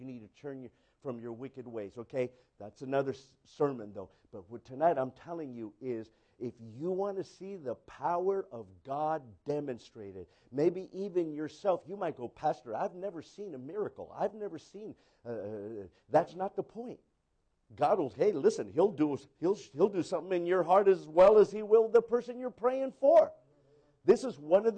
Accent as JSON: {"language": "English", "town": "San Diego", "region": "California", "country": "United States", "tie": "born or raised there", "said": "I was born in San Diego. You know, California."}